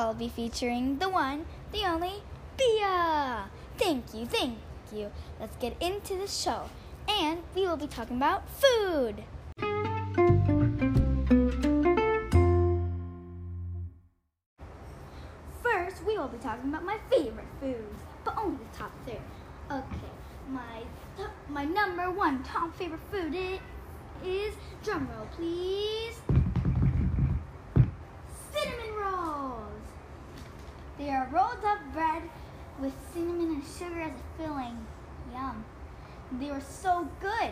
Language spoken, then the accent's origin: English; Venezuela; moved away; I come from Venezuela